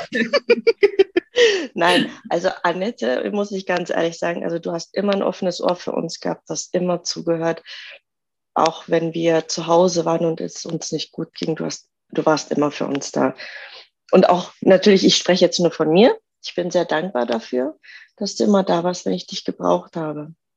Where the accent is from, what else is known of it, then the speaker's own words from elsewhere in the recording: Göttingen, Lower Saxony, Germany; Ich komme aus dem Raum Göttingen, aus Niedersachsen.